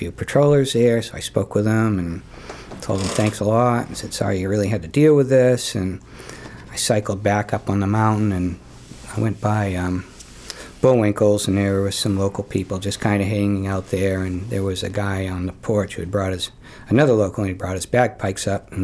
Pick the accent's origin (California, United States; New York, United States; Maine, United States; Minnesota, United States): Maine, United States; Falmouth; now in Cape Elizabeth, United States; I grew up in Falmouth. So haven't gone far.